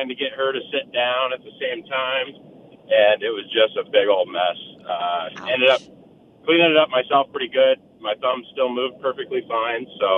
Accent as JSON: {"language": "English", "region": "Montana", "country": "United States", "moved": "as an adult", "lives_now": "Arizona, United States", "said": "First Christmas down here in Arizona. And I'm from Montana"}